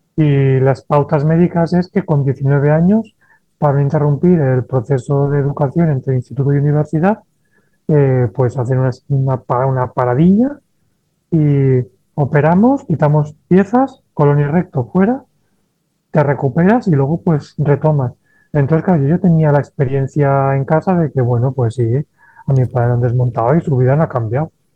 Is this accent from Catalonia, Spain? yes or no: no; Valencia, Valencian Community, Spain; moved away as an adult; also born or lived in Barcelona; yo soy de Valencia, me mudo a Barcelona a estudiar enfermería